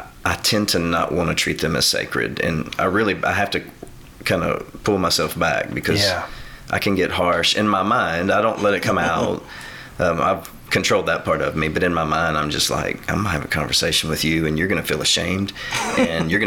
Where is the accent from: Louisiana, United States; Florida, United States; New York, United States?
Louisiana, United States; DeQuincy; I grew up in De Quincey